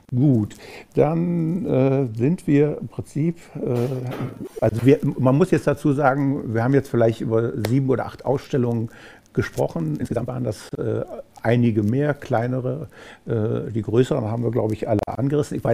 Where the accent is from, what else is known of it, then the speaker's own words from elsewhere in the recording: Rhineland, Germany; ich, als äh, Rheinländer